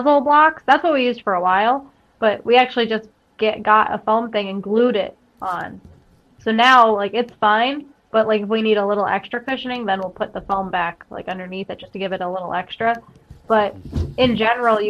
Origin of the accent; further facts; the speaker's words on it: Scranton, Pennsylvania, United States; I'm from the Carbondale Scranton area, and until wrestling, I only was in the Carbondale Scranton area